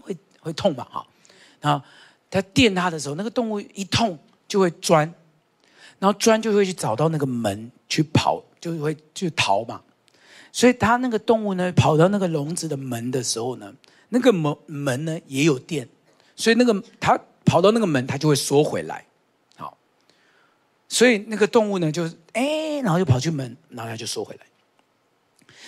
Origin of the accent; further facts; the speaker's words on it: Taiwan; 我们台湾人哦，跟蜈蚣一样，就是有很多鞋子